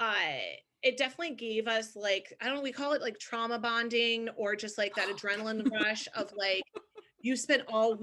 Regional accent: Connecticut, United States; also born or lived in Long Island; I'm originally from Connecticut.

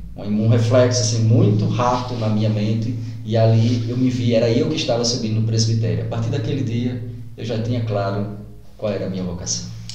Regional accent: Iati, Pernambuco, Brazil; moved away as an adult; also born or lived in São Paulo / Itaberaba, Bahia; now in Guaraniaçu, Brazil; Eu sou natural de Pernambuco, de uma cidadezinha que deve de ter o mesmo número de habitantes aqui de, do município, né, de Guaraniaçu, deve ter no máximo uns 14 mil habitantes. E eu nasci

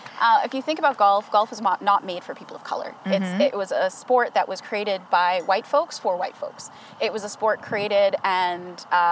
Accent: Antigua & Barbuda; now in Canada; I was raised in Antigua, and I started playing golf when I was 5.

